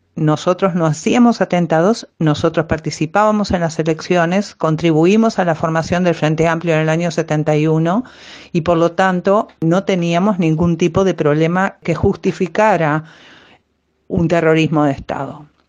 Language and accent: Spanish; Uruguay; Soy uruguaya